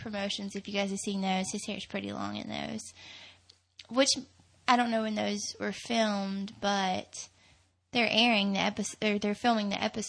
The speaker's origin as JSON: {"language": "English", "region": "Tennessee", "country": "United States", "tie": "born or raised there", "said": "So I grew up in Tennessee"}